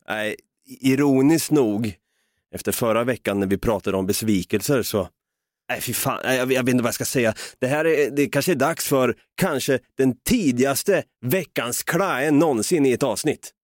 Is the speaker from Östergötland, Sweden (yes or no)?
yes; Östergötland, Sweden; vi östgötar är ju experter på att säga och det